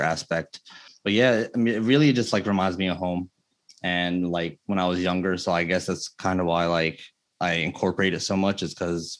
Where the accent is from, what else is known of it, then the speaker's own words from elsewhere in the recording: New Jersey, United States; my parents are both from Egypt. My mom is from Cairo and my dad is from Luxor. I was born in New Jersey